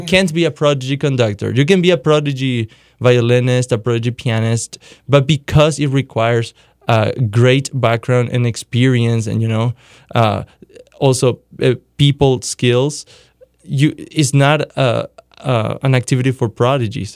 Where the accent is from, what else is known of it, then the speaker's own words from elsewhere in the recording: Paraguay; moved away; I grew up in Paraguay, South America